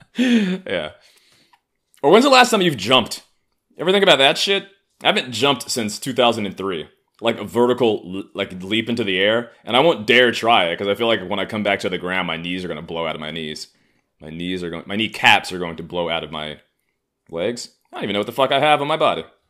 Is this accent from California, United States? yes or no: no; New York City, New York, United States; I grew up in Harlem